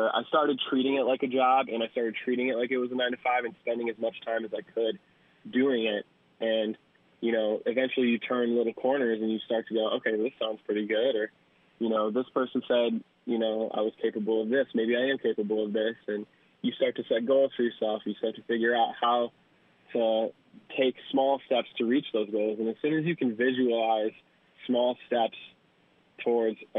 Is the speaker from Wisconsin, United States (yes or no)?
yes; Madison, Wisconsin, United States; moved away as an adult; also born or lived in Twin Cities, Minnesota / Chicago; now in Los Angeles, United States; Very much a Wisconsin boy. I was born in Madison, lived here my whole life